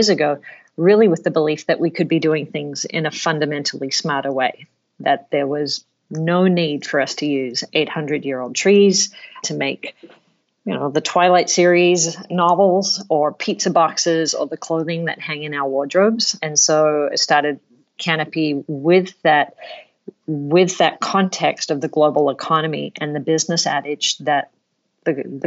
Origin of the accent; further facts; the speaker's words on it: Sydney, New South Wales, Australia; I grew up in Australia, in Sydney, Australia